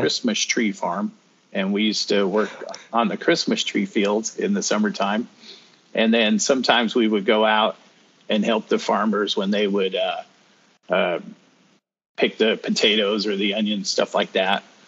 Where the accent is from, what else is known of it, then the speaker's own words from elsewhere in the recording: Greeley, Colorado, United States; moved away as an adult; also born or lived in Denver, Colorado; now in North Carolina, United States; raised in northern Colorado in a city called Greeley.